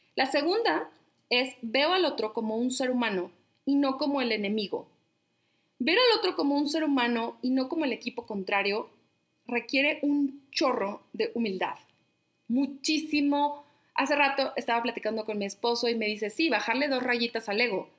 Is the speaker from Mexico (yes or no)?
yes; La Laguna, Coahuila, Mexico; moved away; soy de La Laguna